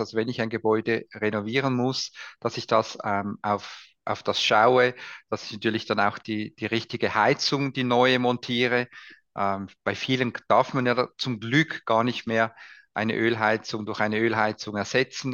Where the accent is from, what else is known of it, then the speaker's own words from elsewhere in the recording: Switzerland; bei uns in der Schweiz